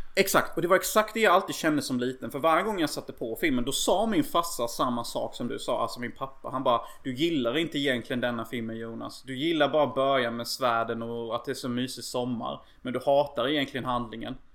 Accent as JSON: {"language": "Swedish", "town": "Unnaryd", "region": "Halland County", "country": "Sweden", "tie": "born or raised there", "said": "jag och min bror faktiskt lekte förr i tiden i Unnaryd. Som typ ser ut som Lillköping nästan gör. Eh, så där jag växte upp"}